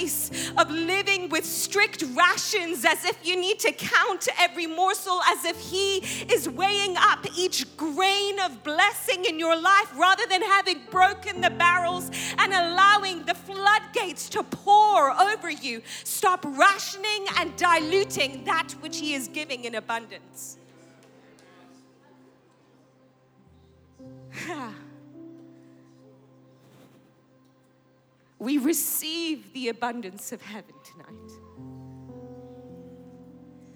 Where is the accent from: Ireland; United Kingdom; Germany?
United Kingdom; England; moved away; I grew up in England